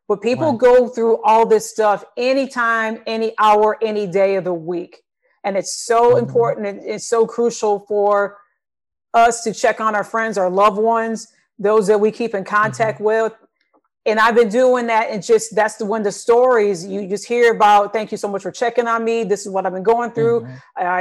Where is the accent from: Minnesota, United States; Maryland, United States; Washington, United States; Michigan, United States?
Michigan, United States; now in Texas, United States; I'm originally from Michigan. I'm here now in Texas.